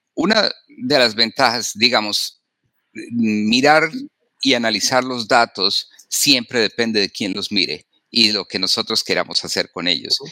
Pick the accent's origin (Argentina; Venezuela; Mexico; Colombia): Colombia; now in Wyandotte County, Kansas, United States; yo soy médico, originalmente en, de, Sudamérica, en Colombia, me formé